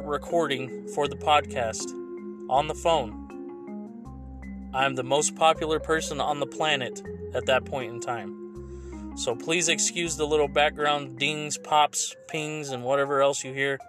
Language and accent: English; Fresno, California, United States; right here in Fresno, California, my hometown